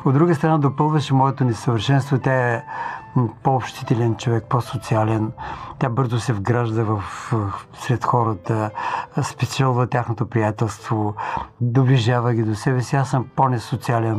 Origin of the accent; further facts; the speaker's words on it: Tutrakan, Silistra Province, Bulgaria; moved away; also born or lived in Dobrich; Моята прапрабаба е всъщност една от първите адвентистки в моя роден град Тутраган